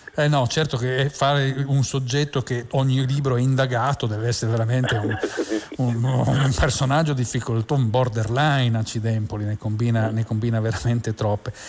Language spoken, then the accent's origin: Italian; Turin, Piedmont, Italy; sono un torinese di nascita